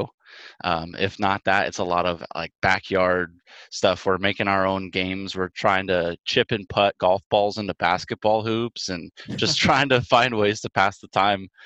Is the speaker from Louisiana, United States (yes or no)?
no; Northern California, United States; growing up in Northern California, we don't see a whole lot of snow